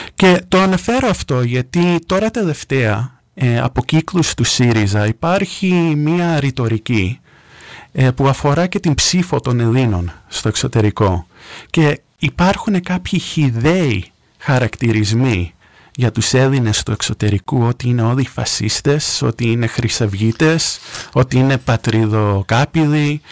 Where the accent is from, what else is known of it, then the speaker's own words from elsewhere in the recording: New York, United States; moved away as an adult; now in Greece; Έχω γεννηθεί στη Νέα Υόρκη, εκεί μεγάλωσα.